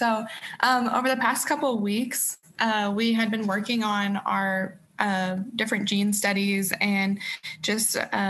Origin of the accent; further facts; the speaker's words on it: Kansas City, United States; now in St. Louis, United States; I'm from Kansas City. So I'm actually from about 3 hours away also.